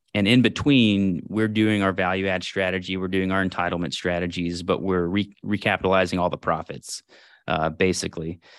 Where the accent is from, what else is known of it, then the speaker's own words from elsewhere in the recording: Houston, Texas, United States; moved away as an adult; I was born in Houston, grew up there, family there.